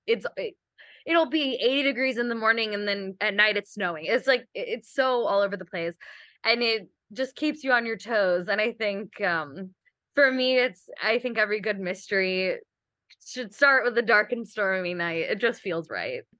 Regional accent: Kentucky, United States; moved away; I'm also from Kentucky, and we have a lot of sinkholes and caves

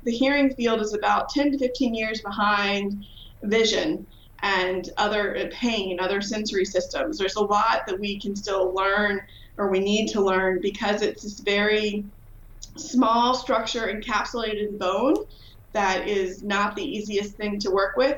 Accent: Virginia, United States; moved away as an adult; now in Illinois, United States; I'm from Virginia.

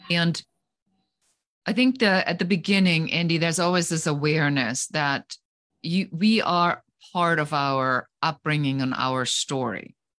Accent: Germany; moved away as an adult; now in United States; I am originally from Germany, so I am an immigrant uh, living currently

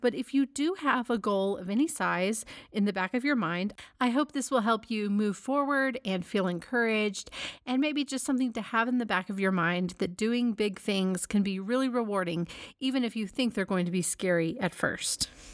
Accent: Dallas, Texas, United States; moved away; Dallas is my hometown

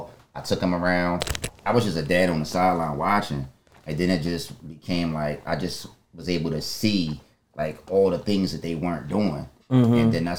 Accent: Philadelphia, Pennsylvania, United States; Because I grew up in Strawberry Mansion

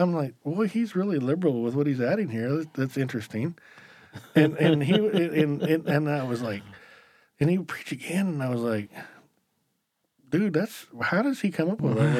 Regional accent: the South, United States; Come on, now, I'm from the South.

